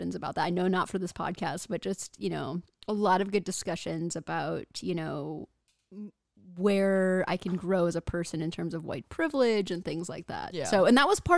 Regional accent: Houston, Texas, United States; We're from Houston.

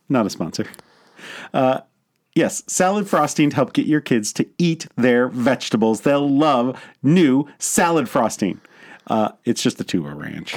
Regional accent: United States; in my hometown of Virginia

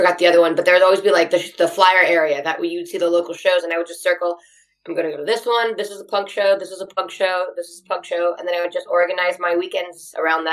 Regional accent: Anaheim, California, United States; also born or lived in Hollywood, California; I was born in Anaheim and I just moved around Southern California. That's kind of all I've lived

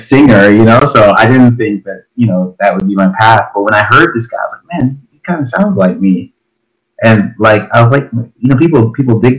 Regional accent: Toronto, Ontario, Canada; My parents are from Jamaica, but I was born in Toronto. I grew up in a cool place called Chesterley

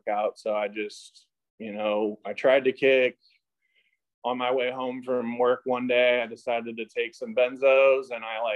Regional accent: St. Louis, Missouri, United States; moved away as an adult; now in Costa Mesa, United States; I grew up in St. Louis, Missouri.

